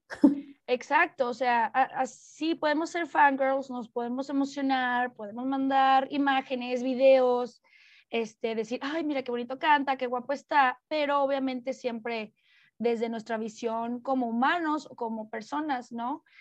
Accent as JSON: {"language": "Spanish", "country": "Mexico", "said": "como mujer mexicana"}